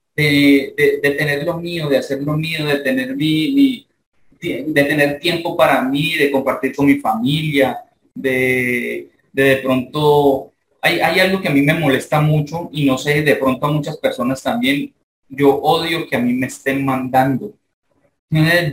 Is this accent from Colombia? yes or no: yes; Palmira, Valle del Cauca, Colombia; yo soy de Palmira, Valle, Colombia